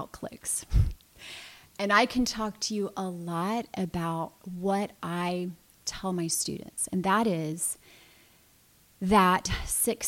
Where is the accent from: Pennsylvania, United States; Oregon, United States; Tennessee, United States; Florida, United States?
Florida, United States; Lakeland; I was born in Lakeland. I've lived here with the exception of just a tiny little bit of time in college.